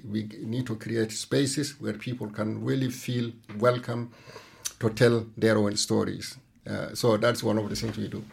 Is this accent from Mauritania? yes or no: yes; Mauritania; now in Denmark; I'm from Mauritania